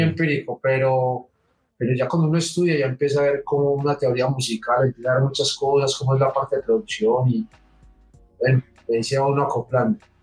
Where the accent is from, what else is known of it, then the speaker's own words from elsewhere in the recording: Medellín, Antioquia, Colombia; de la ciudad de Medellín.